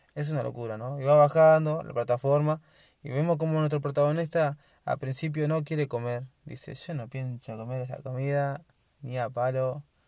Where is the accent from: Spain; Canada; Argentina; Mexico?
Argentina; yo soy de Argentina